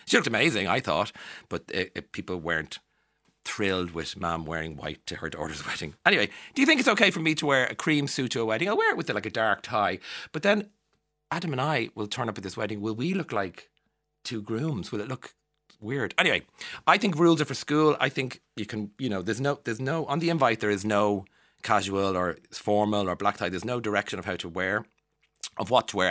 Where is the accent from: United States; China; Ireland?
Ireland; accent: Irish; also born or lived in London; being Irish and living abroad as an Irish person.